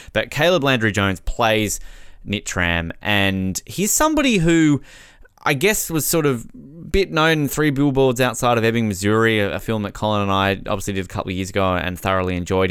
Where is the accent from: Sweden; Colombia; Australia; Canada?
Australia; Tasmania; my home state of Tasmania